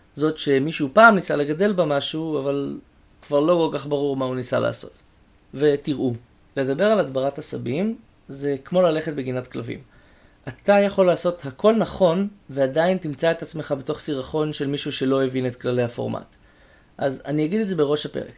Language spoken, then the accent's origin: Hebrew; Israel; גדלתי במושב